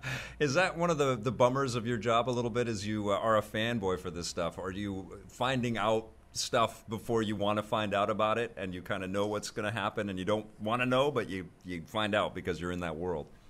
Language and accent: English; Vancouver, British Columbia, Canada; I'm representing Canada here, I guess I'm from Vancouver